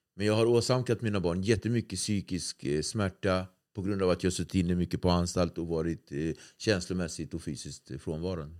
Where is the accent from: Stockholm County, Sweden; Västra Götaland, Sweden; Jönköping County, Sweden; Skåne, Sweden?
Stockholm County, Sweden; Nacka; jag är från Nacka